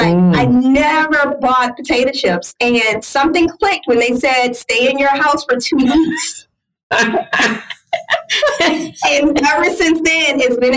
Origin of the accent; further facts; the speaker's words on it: Louisiana, United States; y'all know I'm from Louisiana